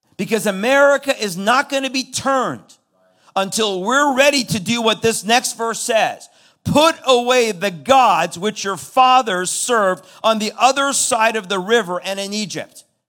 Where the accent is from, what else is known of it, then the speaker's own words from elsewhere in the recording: Iran; now in United States; I'm from Iran. I was born into a Muslim background.